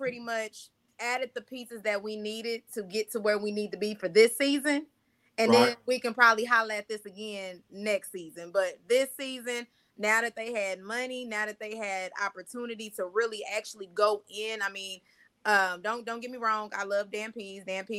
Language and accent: English; Jamaica; Grew up military brat though. Most of my people come from Augusta, Georgia, but I am Jamaican at the same time.